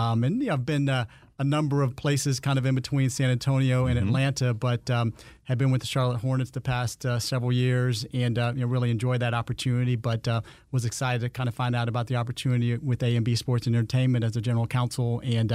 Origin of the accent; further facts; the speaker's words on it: Landstuhl, Rhineland-Palatinate, Germany; born there; I was born on Landstuhl, Germany, at a U.S. Army base there.